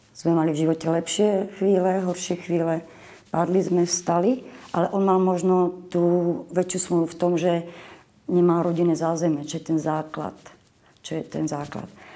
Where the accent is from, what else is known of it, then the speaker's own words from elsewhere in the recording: Boleráz, Trnava Region, Slovakia; also born or lived in Moravia; pochádzam z Boleraza, uh-huh. odkiaľ pochádzal môj otec